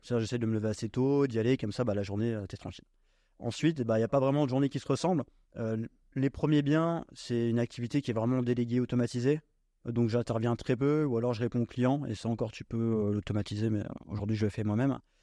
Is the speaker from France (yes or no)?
yes; Normandy, France; moved away as an adult; je suis originaire de Normandie, j'ai euh, fait euh, toute ma scolarité là-bas